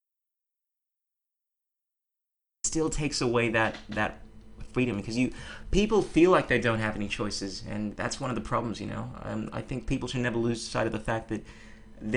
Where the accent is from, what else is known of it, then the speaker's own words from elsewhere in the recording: Ghana; we're both from the Ghana